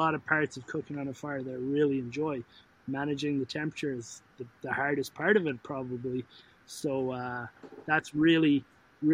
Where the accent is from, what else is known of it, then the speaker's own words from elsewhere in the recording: Ireland; moved away as an adult; now in Canada; I was born and raised in Canada, or in Ireland, have moved to Canada at 24, have been here now for 13 years